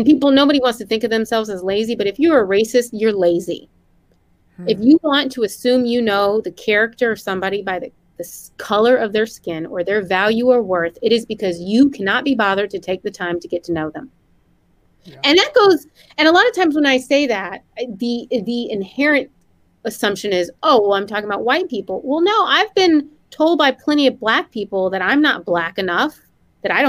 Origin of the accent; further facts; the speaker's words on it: the South, United States; Growing up in the South in an interracial